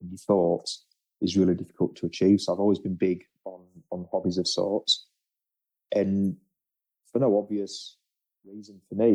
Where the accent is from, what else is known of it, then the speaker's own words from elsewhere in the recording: England, United Kingdom; now in Australia; being an Englishman